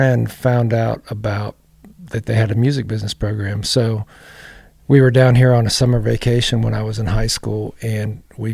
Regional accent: Grove City, Pennsylvania, United States; moved away as an adult; also born or lived in Conneaut Lake, Pennsylvania / Hartstown, Pennsylvania; now in Nashville, United States; It's northwestern Pennsylvania. There's a couple different towns, but they're close to each other. One's called Conneaut Lake, Pennsylvania.

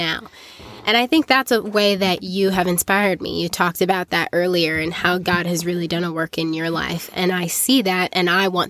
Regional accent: South Africa; the culture that I grew up in South Africa, really formed some negative opinions about men and dating

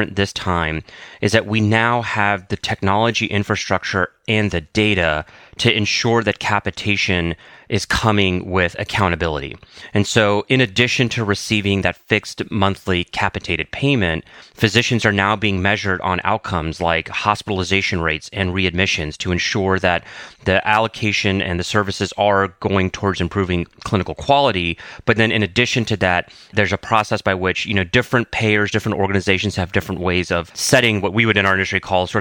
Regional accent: the Carolinas, United States; I grew up in the Carolinas

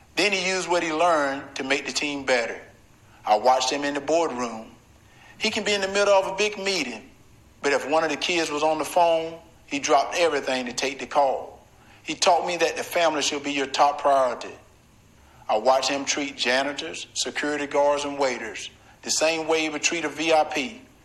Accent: Deep South, United States; Growing up in the Deep South

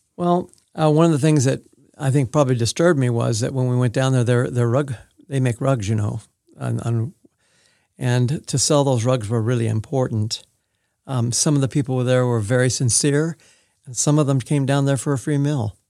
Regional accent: Manhattan Beach, California, United States; moved away as an adult; also born or lived in Oregon; now in Independence, United States; before I started school, I was at Manhattan Beach, California, and that's where I started kindergarten

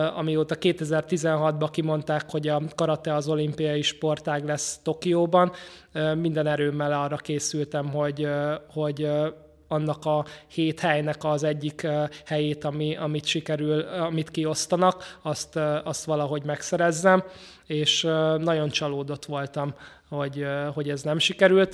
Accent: Budapest, Hungary; én 18. kerületben nőttem föl

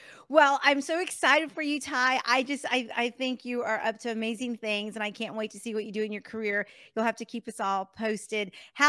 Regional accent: Texas, United States; but being able to say, "Oh, I'm from Texas," it's such a large state that you end up knowing so many people.

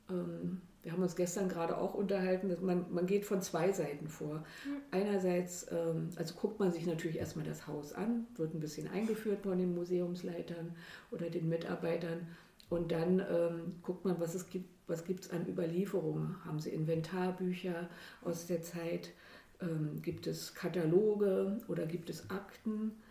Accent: Berlin, Germany; Ich komme aus Berlin.

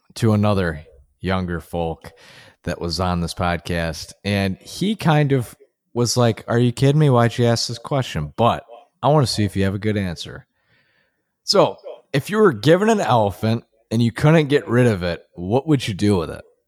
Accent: Buffalo, New York, United States; my hometown is Buffalo

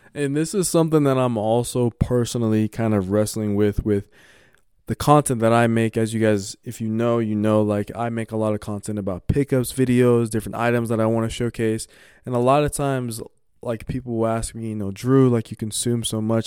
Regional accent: Colorado, United States; growing up in Colorado

